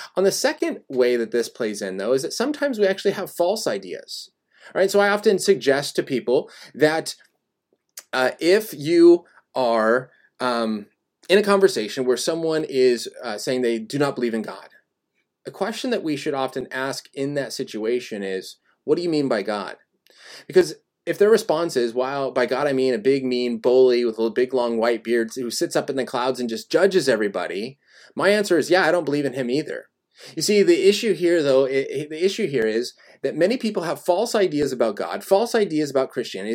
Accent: Colorado, United States; now in California, United States; I was born and raised in Colorado

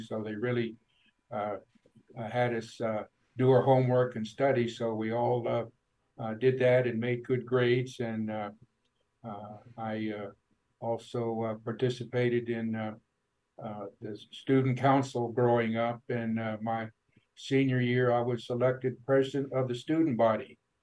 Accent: Farmington, New Mexico, United States; born or raised there; also born or lived in Albuquerque, New Mexico

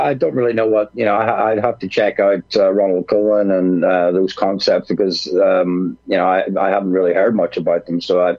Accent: Northern Ireland, United Kingdom; now in London, United Kingdom; Well, I live in London, but I'm ethnically more Irish. I have English blood in me too, but I'm from Northern Ireland.

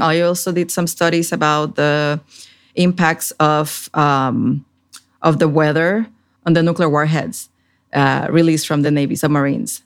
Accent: Puerto Rico; moved away as an adult; also born or lived in Washington, D.C.; now in Fredericksburg, United States; I grew up in Puerto Rico in the Caribbean

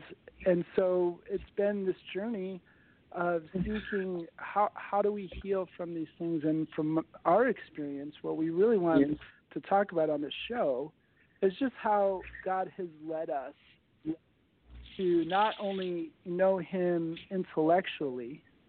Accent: Connecticut, United States; moved away as an adult; also born or lived in Las Vegas, Nevada; now in Central Coast, California, United States; Born and raised in New England, in Connecticut. And when I was 20, I decided that there was no future living there.

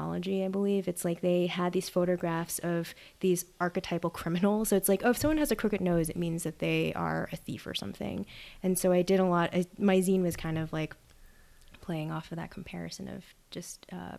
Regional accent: New York City, New York, United States; moved away as an adult; also born or lived in Wellesley, Massachusetts; I'm originally from New York City, I'm a city kid

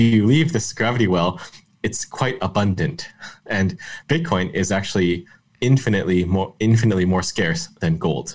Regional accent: Canada; I'm Canadian

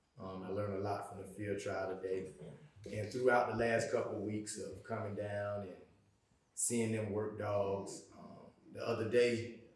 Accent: Thomasville, Georgia, United States; moved away as an adult; also born or lived in Virginia; now in Atlanta, United States; I'm from Thomasville.

